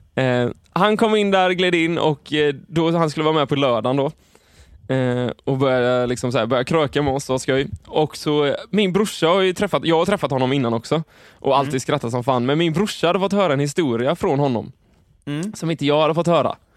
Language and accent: Swedish; Sweden; vi är ju svenskar